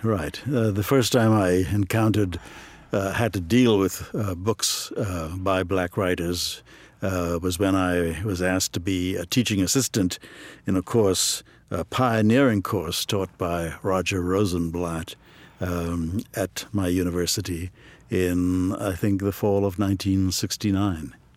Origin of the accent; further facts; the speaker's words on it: Trinidad & Tobago; moved away as an adult; also born or lived in Ohio, United States; now in United States; I grew up in Trinidad and Tobago